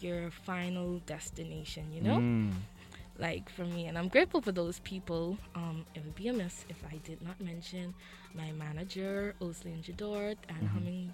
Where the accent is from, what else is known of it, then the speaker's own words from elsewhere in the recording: James Cistern, Central Eleuthera, Bahamas; I was born and raised on the beautiful island of Eleuthera